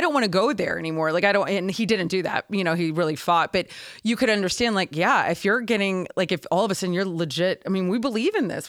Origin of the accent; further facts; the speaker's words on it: Houston, Texas, United States; I'm from Houston